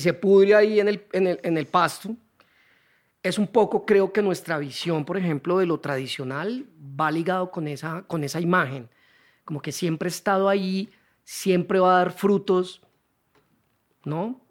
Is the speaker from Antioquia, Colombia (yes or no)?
no; Neiva, Huila, Colombia; moved away as an adult; also born or lived in Cali; now in Bogotá, Colombia; por temas del trabajo de mi papá nos tocó ir a Neiva, 10 años